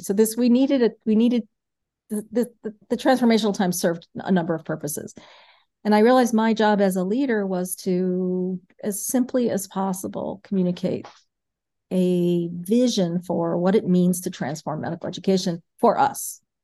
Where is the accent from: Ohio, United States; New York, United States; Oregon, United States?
New York, United States; New York City; moved away as an adult; now in Milwaukee, United States; I grew up in New York City, um, I went to public schools in New York City